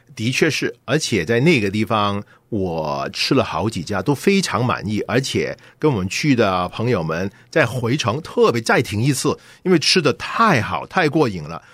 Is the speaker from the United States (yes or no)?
yes; United States; 我们美国人